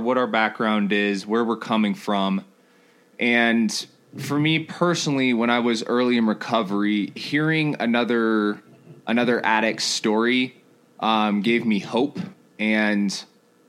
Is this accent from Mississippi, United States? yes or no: no; Colorado Springs, Colorado, United States; also born or lived in Denton, Texas; I grew up in Texas for about 3 years, and I moved to Colorado Springs